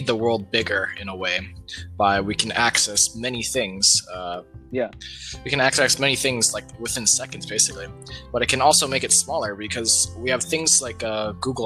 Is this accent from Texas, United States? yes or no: no; Mililani, Hawaii, United States; I am from Mililani, in Hawaii